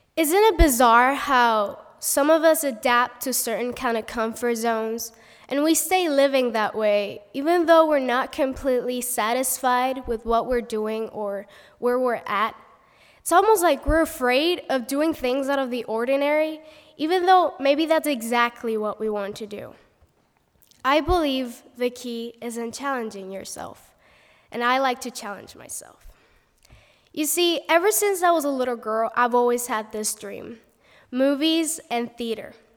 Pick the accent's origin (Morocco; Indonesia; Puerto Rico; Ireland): Puerto Rico; first language Spanish; English is a second language; moved away as an adult; now in United States; I'm from Puerto Rico, and our main language is Spanish